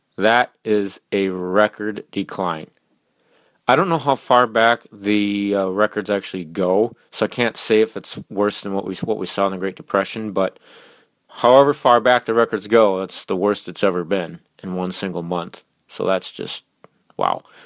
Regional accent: Minnesota, United States; I'm from Minnesota

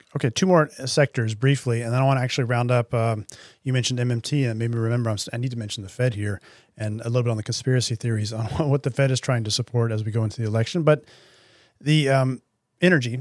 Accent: United States; accent: American; I am, if you can hear from my accent, an American citizen

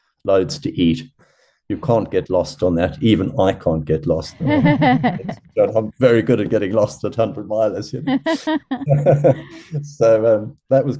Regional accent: Zimbabwe; moved away; also born or lived in Durban, South Africa; I was brought up sort of in Zimbabwe and then we moved over to Durban in South Africa.

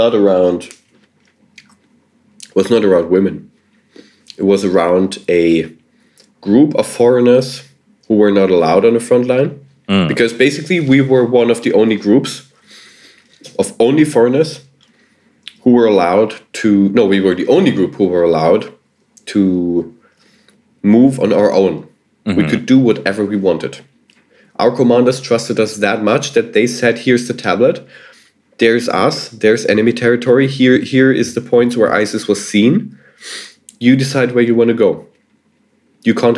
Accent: Germany; I was from Germany.

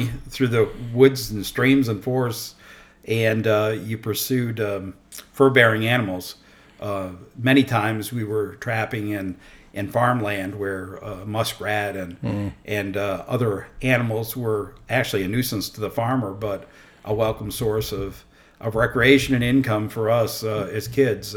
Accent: upstate New York, United States; moved away as an adult; now in Virginia, United States; I grew up in upstate New York, between the Adirondack Mountains and the Catskill Mountains, in the river valley there

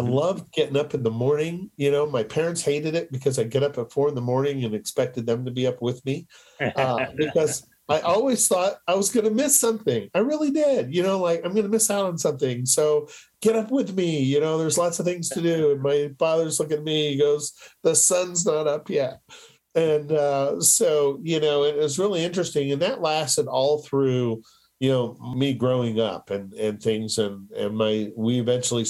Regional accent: Colorado, United States; I was raised in Colorado. I was raised on a horse ranch, an Appaloosa ranch east of here

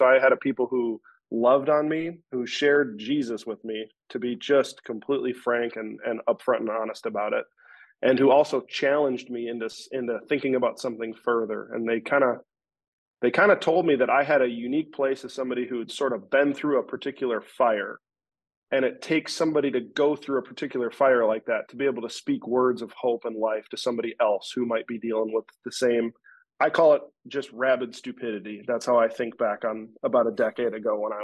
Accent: Rochester, Minnesota, United States; So I'm from Rochester, Minnesota. I was born and raised there

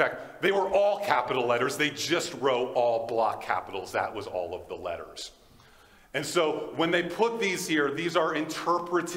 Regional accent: United States; now in Fort Qu'Appelle, Canada; I'm an American

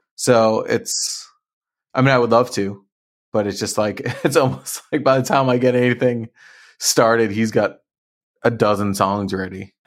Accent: Marlborough, Massachusetts, United States; I grew up in Marlborough

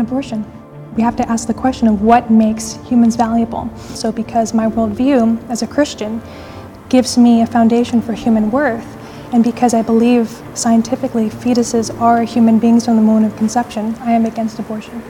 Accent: Orlando, Florida, United States; I'm from Orlando, Florida

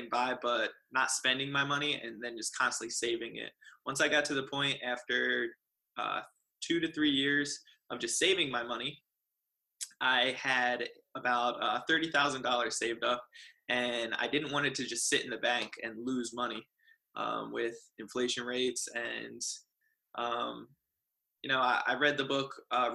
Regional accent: New Jersey, United States; moved away as an adult; now in San Diego, United States; I am originally from New Jersey, and I moved out to the amazing sunny San Diego, California about 7 years ago

